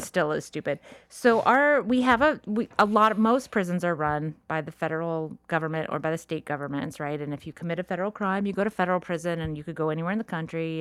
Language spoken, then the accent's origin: English; La Cañada Flintridge, California, United States; also born or lived in Orange County, California; I grew up in La Cañada when I was a little kid